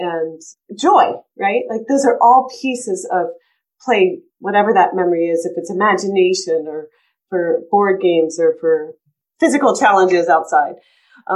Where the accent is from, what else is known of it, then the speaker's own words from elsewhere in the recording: East Coast, United States; now in Colorado, United States; when I grew up on the East Coast, and when I moved to Colorado